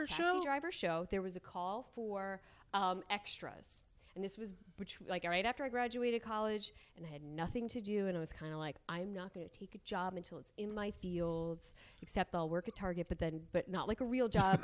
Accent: New Jersey, United States; moved away as an adult; also born or lived in Pennsylvania; I was from New Jersey

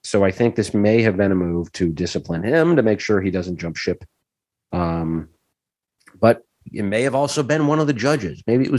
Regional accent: St. Paul, Minnesota, United States; my hometown of St. Paul

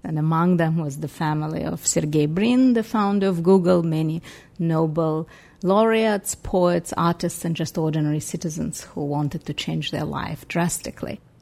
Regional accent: Saint Petersburg, Russia; now in United States; I was born in Leningrad, now Saint Petersburg. Um, I came to United States as a refugee

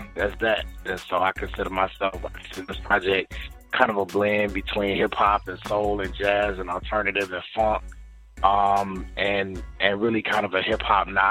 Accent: Jacksonville, Florida, United States; moved away as an adult; now in Atlanta, United States; I'm actually originally from Jacksonville, Florida, Duval County

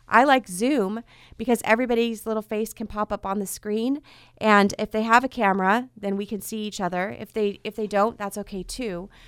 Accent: Fresno, California, United States; also born or lived in Orange County, California; I was two weeks away from my seventh birthday when we moved to Fresno from Southern California. And my parents wanted to come here so that we could grow up in a community and have roots.

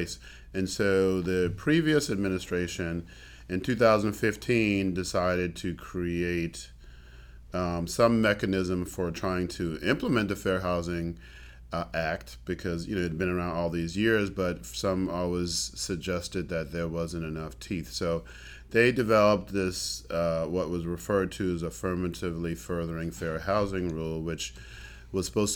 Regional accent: East Coast, United States; moved away as an adult; also born or lived in San Antonio, Texas / San Angelo, Texas; now in Travis County, United States; I'm from the East Coast

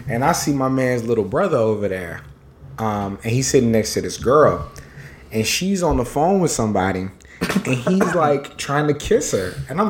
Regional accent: San Antonio, Texas, United States; of course, I grew up in San Antonio, so I'm a Spurs fan.

